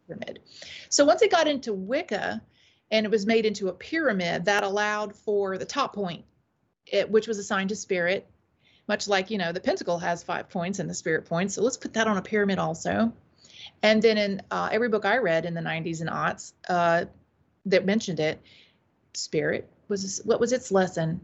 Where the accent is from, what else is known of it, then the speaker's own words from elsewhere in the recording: Taylors, South Carolina, United States; also born or lived in Saudi Arabia; now in Greenville, North Carolina, United States; I was raised mostly in Taylor, South Carolina